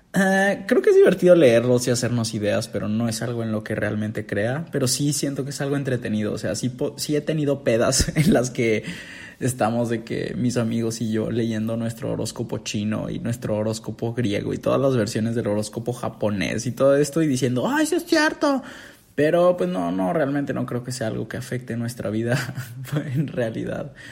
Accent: Mexico

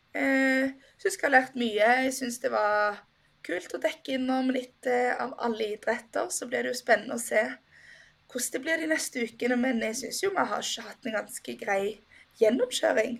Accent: Norway; som nordmann

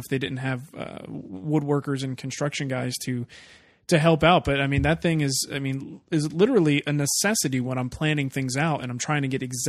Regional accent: New Jersey, United States; two Jersey guys

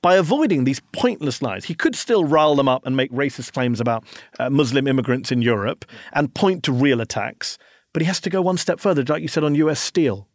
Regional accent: United Kingdom; now in Washington, D.C., United States; I'm a Brit

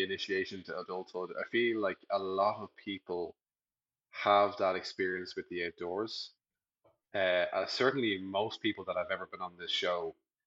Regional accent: Dublin, Leinster, Ireland; I grew up in Dublin

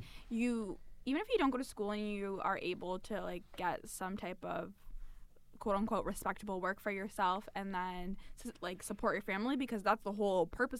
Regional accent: London, Ontario, Canada; first language English; We're both from London.

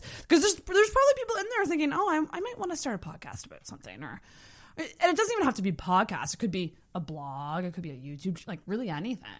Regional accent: Antigonish, Nova Scotia, Canada; I grew up in Antigonish, which is also a small town.

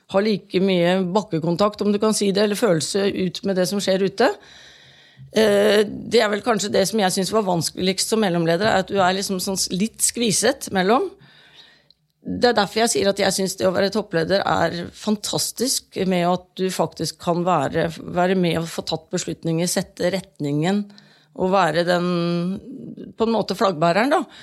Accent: Halden, Østfold, Norway; Jeg kommer jo selv fra Halden

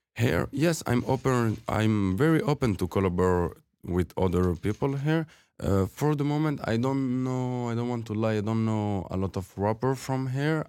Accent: Fribourg, Switzerland; English is a second language; moved away as an adult; also born or lived in Algeria; now in Toronto, Canada; I grew up in Switzerland.

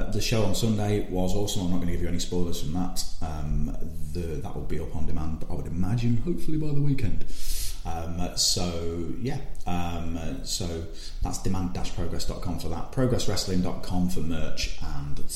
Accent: Leicester, East Midlands, United Kingdom; It's my hometown

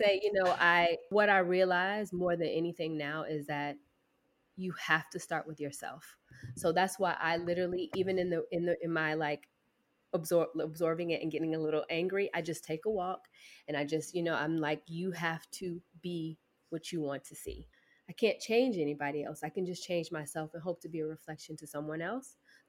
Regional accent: the South, United States; I'm from the South, so I always know what people are

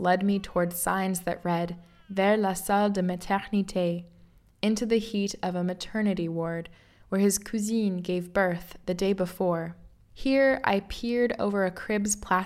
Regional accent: Midwest, United States; moved away as an adult; now in France; I hail from les États-Unis. Call up the map to point to that petit état dans le milieu qui s'appelle the Midwest

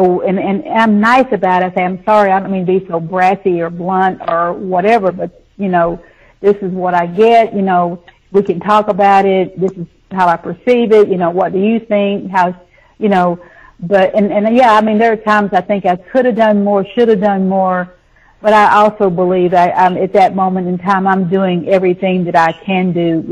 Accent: the South, United States; also born or lived in Nashville, Tennessee; I grew up in the South, you know, it's a buckle on the Bible Belt

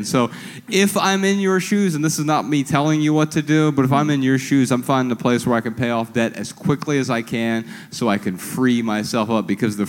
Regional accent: Dayton, Ohio, United States; moved away; we're from Dayton, Ohio.

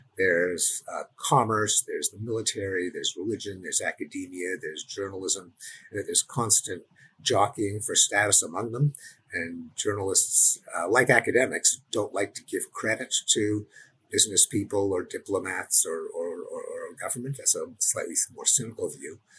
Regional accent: Canada; I'm Canadian

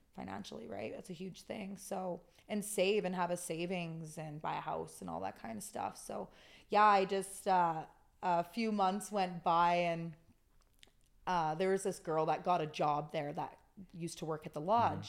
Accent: Okanagan, British Columbia, Canada; I'm born and raised in the Okanagan

